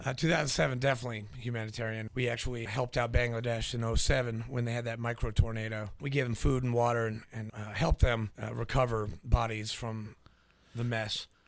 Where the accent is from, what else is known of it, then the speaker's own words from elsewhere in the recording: New Hampshire, United States; also born or lived in Nashville, Tennessee; I was born in Nashville, grew up in uh, New Hampshire